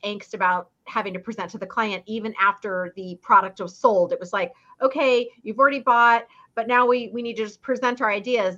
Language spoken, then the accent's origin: English; Fairbanks, Alaska, United States; now in Orange County, California, United States; I grew up in Fairbanks, Alaska, a little far away from here, Orange County, California